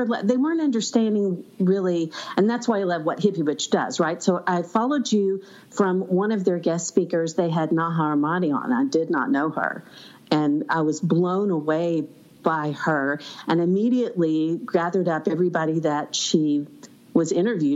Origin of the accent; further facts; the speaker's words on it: Arkansas, United States; Arkansas, my hometown